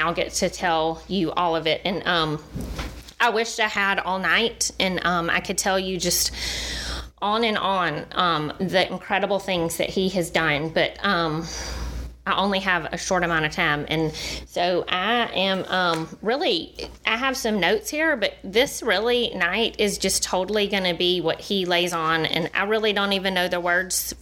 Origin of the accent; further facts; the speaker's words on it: Dothan, Alabama, United States; now in Birmingham, United States; I grew up in Dothan.